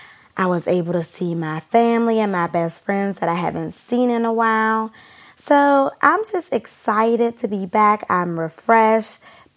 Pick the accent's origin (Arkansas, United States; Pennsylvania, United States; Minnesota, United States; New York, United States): Pennsylvania, United States; Pittsburgh; moved away as an adult; now in Washington, DC, United States; I currently reside in the district, but I am originally from Pittsburgh, Pennsylvania. I grew up and went to high school in Pittsburgh, graduated high school, came to DC, went to college, Howard University